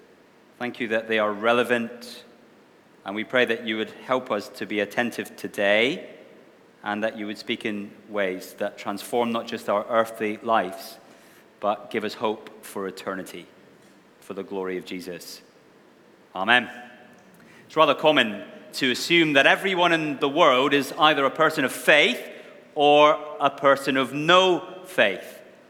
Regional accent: Wishaw, Scotland, United Kingdom; accent: mongrelized; now in Scarborough, United Kingdom; I'm not originally from Scarborough. I have a bit of a mongrelized accent. I come from Scotland, a little town called Wishaw, which most of you have never heard of, I'm sure.

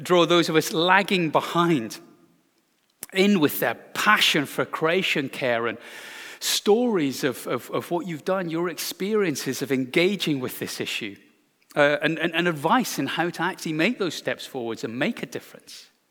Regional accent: Glasgow, Scotland, United Kingdom; my hometown of Glasgow

